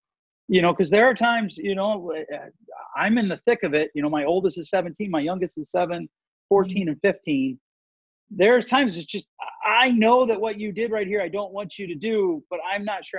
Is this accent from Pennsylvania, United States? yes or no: yes; just north of Philadelphia, Pennsylvania, United States; moved away; So sometimes I re-engage my East Coast roots. And of course, I grew up in Pennsylvania, just a little bit north of Philly, where we tend to get a little snarky.